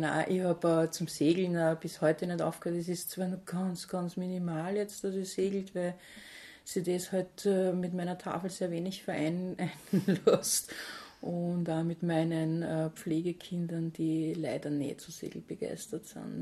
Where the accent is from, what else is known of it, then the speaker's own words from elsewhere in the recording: St. Pölten, Lower Austria, Austria; bin am Bahnhof aufgewachsen in St. Pölten.